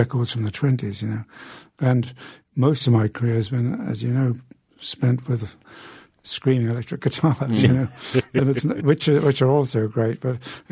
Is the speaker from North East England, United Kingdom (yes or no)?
yes; Newcastle upon Tyne, North East England, United Kingdom; my hometown of Newcastle in the north of England